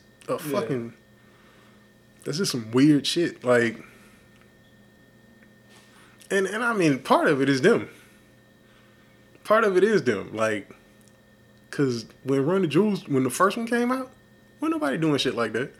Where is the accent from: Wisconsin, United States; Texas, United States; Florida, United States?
Texas, United States; I'm from Texas